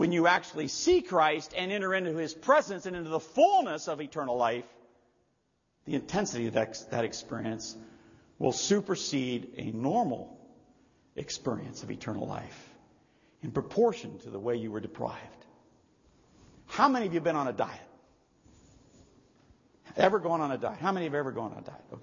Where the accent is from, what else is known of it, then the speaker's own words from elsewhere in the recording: Montana, United States; also born or lived in Ohio; now in Hawaii, United States; I came from Montana and Ohio. Personally, I liked it in Montana.